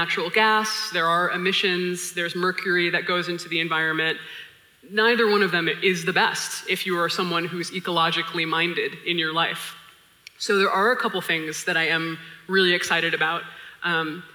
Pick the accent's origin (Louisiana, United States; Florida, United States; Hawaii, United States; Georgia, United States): Hawaii, United States; My family's from Hawaii. I was born and raised in Hawaii